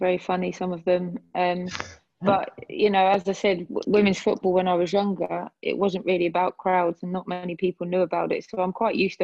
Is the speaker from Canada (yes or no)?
no; England, United Kingdom; I grew up in England, and I've lived here all my life